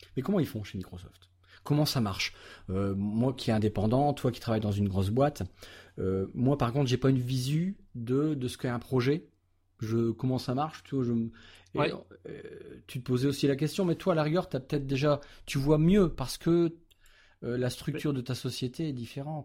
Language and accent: French; France; chez nous en France